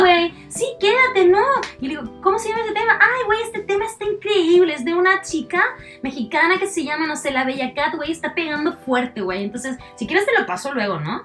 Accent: Curicó, Maule, Chile; moved away as an adult; now in Santiago, Chile; no soy de Santiago, soy de la ciudad de Curicó, ya llevo acá como 17 años creo, me vine a los 18, 19

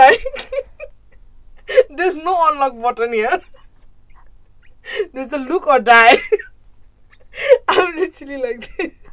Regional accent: Farnborough, South East England, United Kingdom; I'm not from London. I'm from Farnborough.

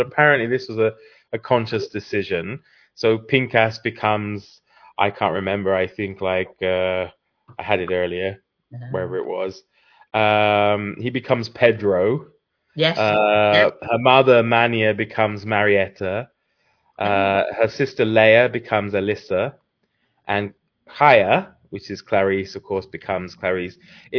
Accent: United Kingdom; we being the British

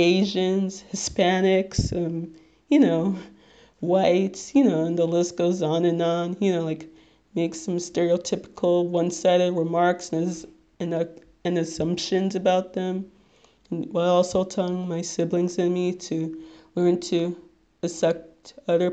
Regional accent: Nigeria; So obviously you guys have figured out by now that I'm Nigerian

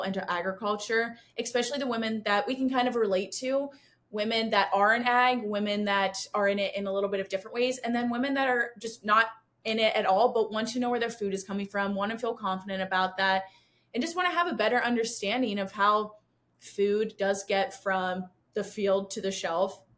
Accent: Pennsylvania, United States; I grew up in Pennsylvania, was born into the dairy industry

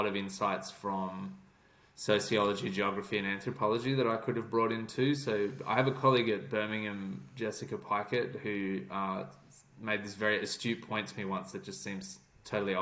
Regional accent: Sydney, New South Wales, Australia; moved away as an adult; also born or lived in Canberra, Australia; now in United Kingdom; I grew up in Sydney in Bondi.

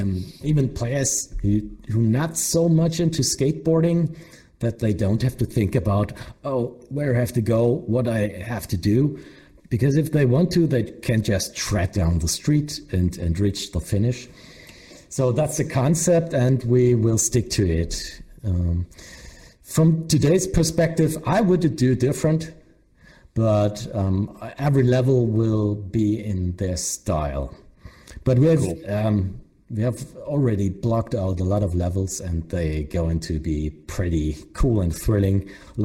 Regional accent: Germany

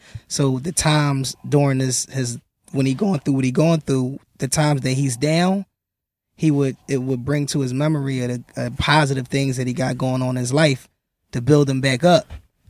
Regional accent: Philadelphia, Pennsylvania, United States; I'm from Philly

